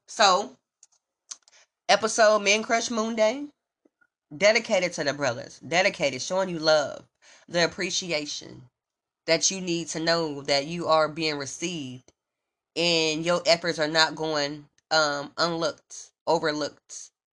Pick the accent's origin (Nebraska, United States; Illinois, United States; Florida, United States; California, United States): Nebraska, United States; Omaha; now in Los Angeles, United States; I'm from Omaha, Nebraska